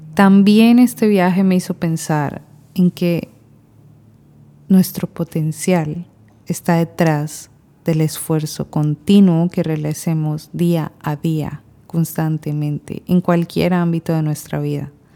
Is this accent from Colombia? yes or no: yes; Colombia; moved away as an adult; now in Panama; Yo soy colombiana, pero vivo desde hace seis años en Panamá